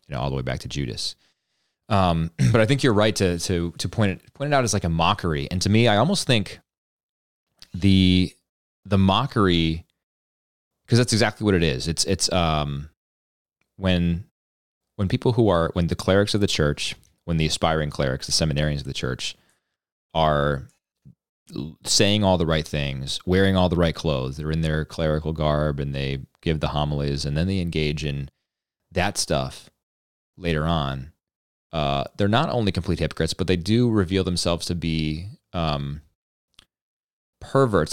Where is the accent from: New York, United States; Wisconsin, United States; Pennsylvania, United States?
Pennsylvania, United States; outside of Philly; I was born outside of Philly